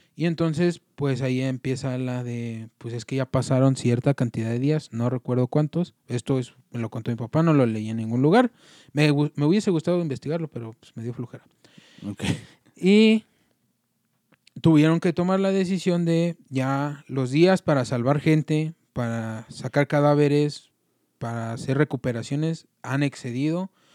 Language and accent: Spanish; Mexico; como mexicanos